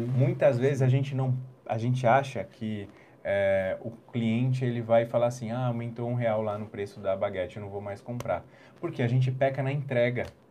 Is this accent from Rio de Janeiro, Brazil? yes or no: no; São Paulo, Brazil; moved away as an adult; now in Jundiaí, Brazil; eu vim de São Paulo capital